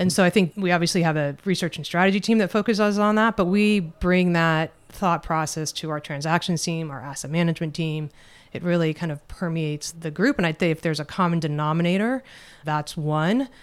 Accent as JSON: {"language": "English", "town": "Los Angeles", "region": "California", "country": "United States", "tie": "born or raised there", "lives_now": "Northern California, United States", "said": "I grew up in the suburbs of L A."}